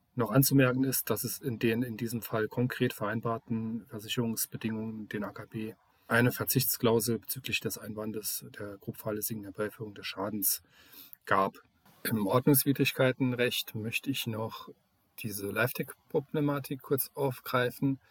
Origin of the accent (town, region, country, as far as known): Saarland, Germany